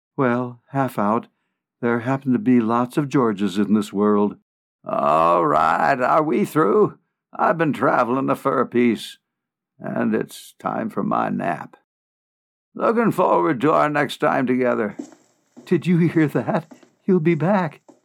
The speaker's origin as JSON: {"language": "English", "town": "Sheboygan", "region": "Wisconsin", "country": "United States", "tie": "born or raised there", "also_born_or_lived": "Omaha", "moved": "as an adult", "lives_now": "Colorado, United States", "said": "Born and raised in Sheboygan, Wisconsin"}